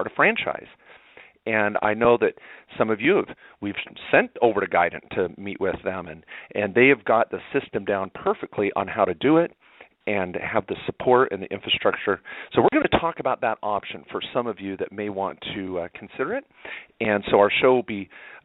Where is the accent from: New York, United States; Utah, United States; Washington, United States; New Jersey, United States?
Washington, United States; moved away as an adult; I grew up in Washington, spent all my formative years, 20-plus years there before I went off to college, was in the state of Washington.